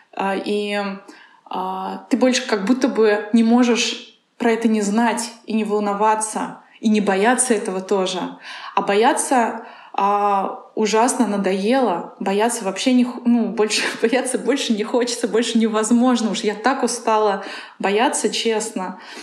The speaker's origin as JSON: {"language": "Russian", "town": "Kazan", "region": "Tatarstan", "country": "Russia", "tie": "born or raised there", "also_born_or_lived": "Moscow", "moved": "as an adult"}